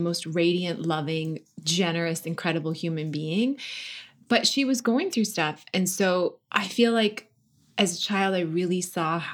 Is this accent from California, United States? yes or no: no; North Dakota, United States; born or raised there; also born or lived in Washington, D.C.; now in Los Angeles, United States